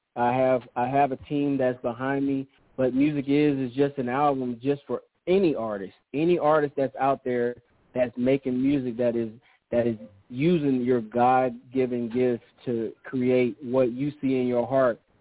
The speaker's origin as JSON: {"language": "English", "town": "Sacramento", "region": "California", "country": "United States", "moved": "yes", "said": "I'm from originally from California, Sacramento"}